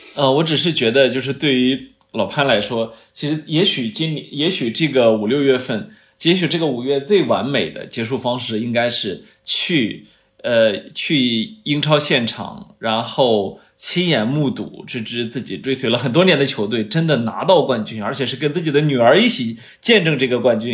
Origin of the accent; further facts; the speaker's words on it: China; 作为一个中国人